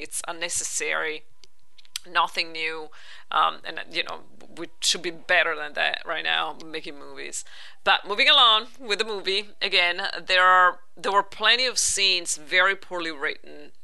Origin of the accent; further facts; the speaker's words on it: Italy; moved away; growing up in Italy